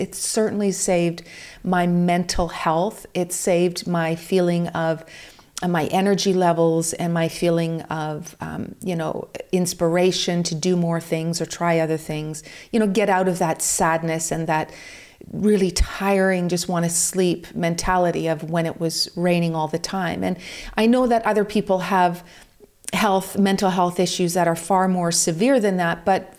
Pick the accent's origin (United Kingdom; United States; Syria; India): United Kingdom; also born or lived in Vancouver; I'm also British, and I found the same problems when I was in England, because there is so much rain and so much cloud cover.